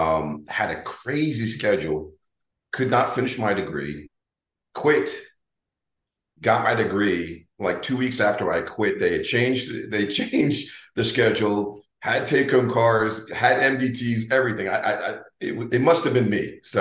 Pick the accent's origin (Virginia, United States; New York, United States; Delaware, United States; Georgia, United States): Delaware, United States; moved away; I'm from the East Coast. I'm originally from Delaware.